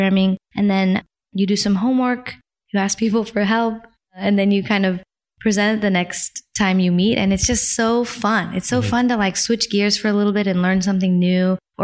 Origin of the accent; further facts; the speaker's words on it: New Haven, Connecticut, United States; we were living in Connecticut